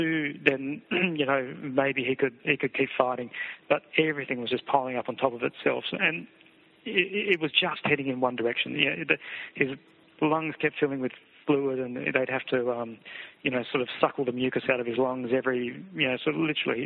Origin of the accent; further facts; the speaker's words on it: Adelaide, South Australia, Australia; moved away; we're both from Adelaide.